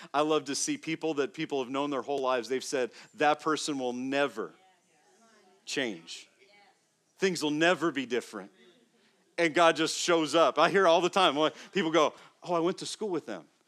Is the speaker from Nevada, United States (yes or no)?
yes; Las Vegas, Nevada, United States; moved away as an adult; also born or lived in Phoenix, Arizona / Florida; I grew up first in Las Vegas, the first eighteen years, and then in Phoenix, where I went to college, in Arizona.